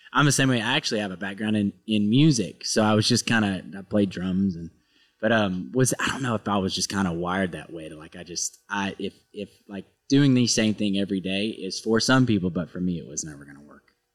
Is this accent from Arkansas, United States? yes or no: yes; Arkansas, United States; moved away; I'm from a really small town in Arkansas